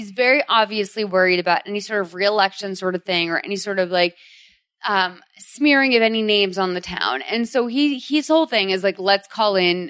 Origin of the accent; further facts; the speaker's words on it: Boston, Massachusetts, United States; because I'm from Boston.